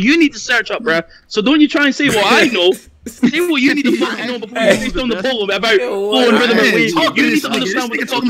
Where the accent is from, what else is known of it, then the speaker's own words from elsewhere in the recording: Scotland, United Kingdom; I'm from Scotland. There's no battle rap shit in Scotland.